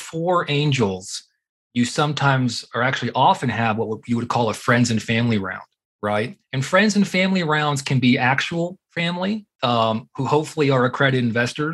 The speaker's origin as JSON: {"language": "English", "town": "Houston", "region": "Texas", "country": "United States", "tie": "born or raised there", "also_born_or_lived": "Austin, Texas / Massachusetts", "moved": "as an adult", "lives_now": "Colorado, United States", "said": "I grew up in Houston"}